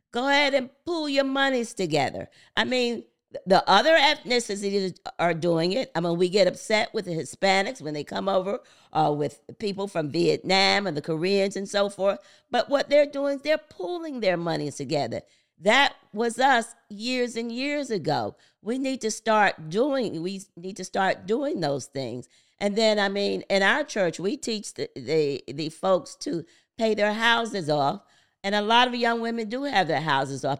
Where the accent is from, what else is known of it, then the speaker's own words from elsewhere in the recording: Paterson, New Jersey, United States; I'm from the Christopher Columbus Projects, the C C P, Building four fifteen C, Patterson, New Jersey. Grew up in po-, poverty